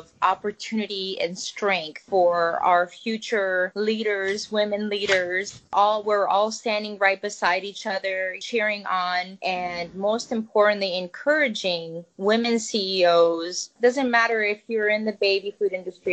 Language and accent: English; Zakynthos, Ionian Islands, Greece; now in United States; I come from a family, you know, we were living in Greece on a small island called Zante. There, my parents were farmers